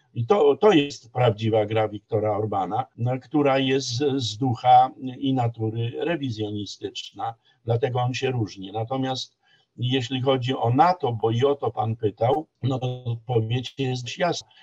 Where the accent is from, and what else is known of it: Poland